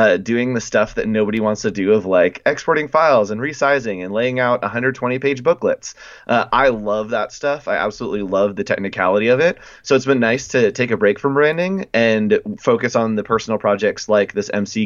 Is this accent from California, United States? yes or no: yes; Northern California, United States; now in Southern California, United States; I'm originally from Northern California, but I live here in Southern California now.